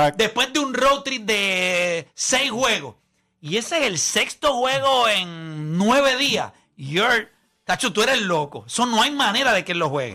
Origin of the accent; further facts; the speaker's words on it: Puerto Rico; yo soy de Puerto Rico